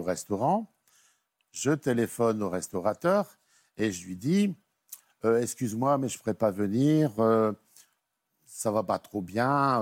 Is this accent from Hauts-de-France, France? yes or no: yes; Nord, Hauts-de-France, France; je suis originaire du Nord et j'habitais donc une petite ville